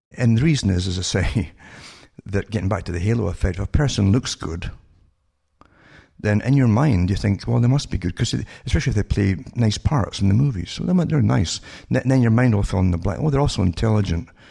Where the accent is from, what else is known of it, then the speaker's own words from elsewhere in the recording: United Kingdom; moved away; growing up in Britain